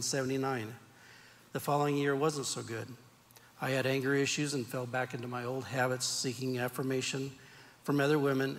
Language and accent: English; Turlock, California, United States; I was born and raised in Turlock, California